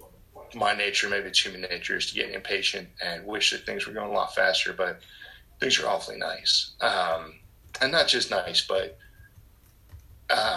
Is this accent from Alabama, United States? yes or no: no; New Jersey, United States; I'm born and raised in North Jersey.